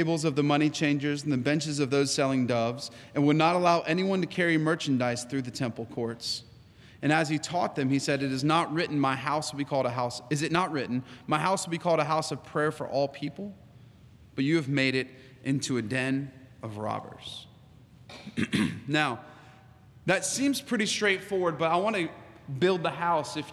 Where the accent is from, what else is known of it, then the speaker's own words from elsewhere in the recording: United States; I am American